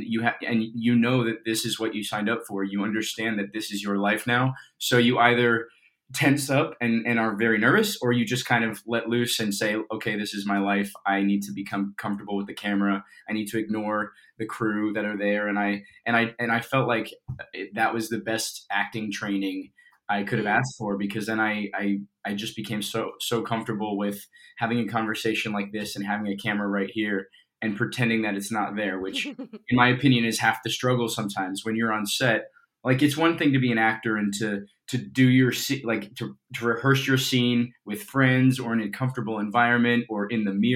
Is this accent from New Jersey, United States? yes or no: no; Colorado, United States; moved away; I grew up in Colorado